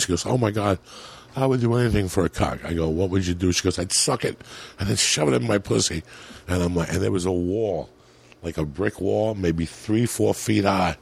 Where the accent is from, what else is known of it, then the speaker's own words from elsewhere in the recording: United States; moved away; also born or lived in New Jersey / New York City, New York / Colorado; I grew up in New Jersey and in New York City